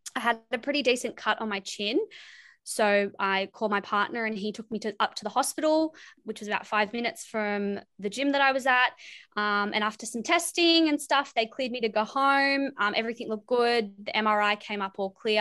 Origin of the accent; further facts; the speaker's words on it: Wollongong, New South Wales, Australia; I'm from Wollongong, New South Wales